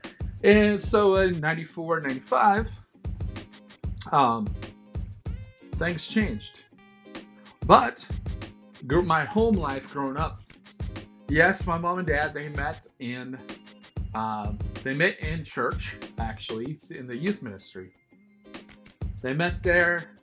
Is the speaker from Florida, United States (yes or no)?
no; Seattle, Washington, United States; Born and raised in the Seattle, Washington area